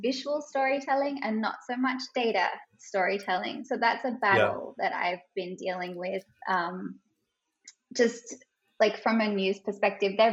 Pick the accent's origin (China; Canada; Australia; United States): Australia; accent: Australian; moved away as an adult; now in Singapore; I have an Australian accent and I'm originally from Australia. I moved to Singapore about 8 years ago now